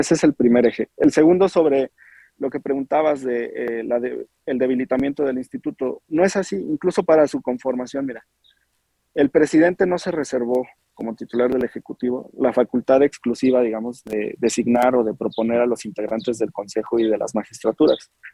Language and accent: Spanish; Guadalajara, Jalisco, Mexico; yo soy originario de Guadalajara, la segunda ciudad más importante del país